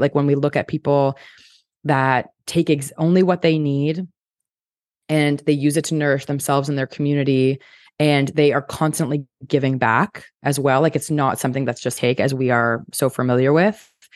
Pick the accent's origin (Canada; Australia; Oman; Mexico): Canada; I'm Canadian